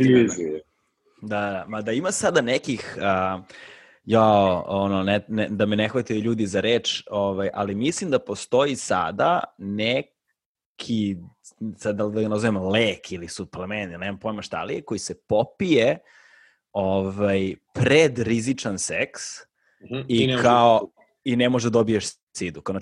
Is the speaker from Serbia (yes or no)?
yes; Belgrade, Serbia; ja nisam ono, napustio Beograd fazom do svoje 21. 22. Da. godine ovaj, i kao promenio sam ne znam koliko država Znači kao rođen sam u SFRJ, pa je posle bila SRJ